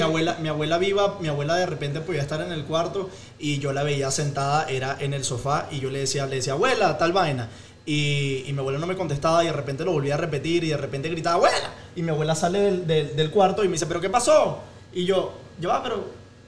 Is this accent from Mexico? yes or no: no; Venezuela; moved away as an adult; also born or lived in Spain; now in Chicago, United States